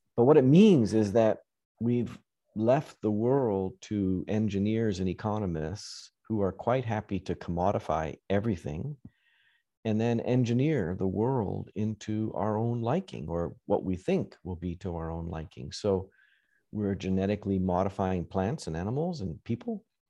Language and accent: English; Western Canada, Canada; now in United States; I grew up farming in Western Canada.